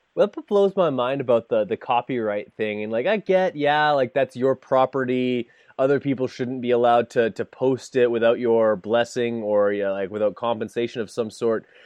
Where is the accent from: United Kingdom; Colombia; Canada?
Canada; being Canadian